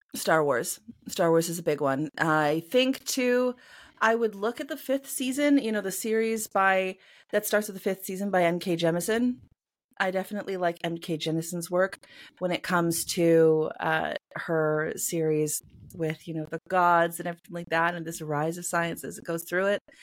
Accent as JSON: {"language": "English", "country": "Canada", "said": "I am a Canadian cyberpunk and mythpunk author"}